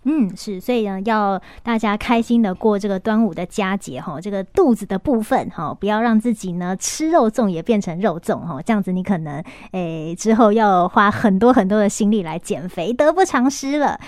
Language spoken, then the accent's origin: Chinese; northern Taiwan, Taiwan; 我也是是。北部人